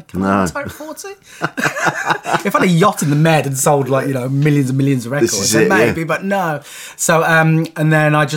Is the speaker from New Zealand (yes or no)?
no; Forest of Dean, Gloucestershire, South West England, United Kingdom; also born or lived in Birmingham; I moved from Birmingham originally, so I moved to a school in the Forest Dean, which is the, you know, West Country proper